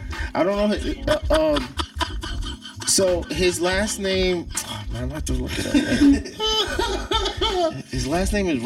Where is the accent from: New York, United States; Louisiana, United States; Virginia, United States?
New York, United States; Bronx; I'm from the Bronx. I like that shit dirty.